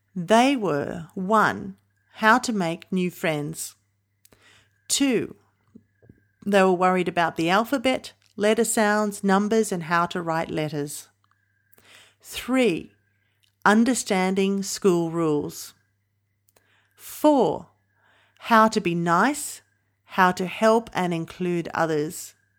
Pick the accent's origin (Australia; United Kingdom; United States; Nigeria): Australia; New South Wales; my home state of New South Wales